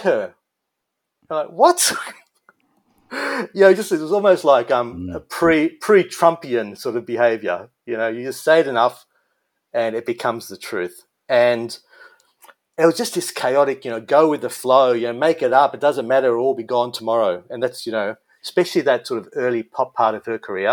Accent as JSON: {"language": "English", "town": "Melbourne", "region": "Victoria", "country": "Australia", "tie": "born or raised there", "said": "Melbourne, which is my hometown, the same as Kylie"}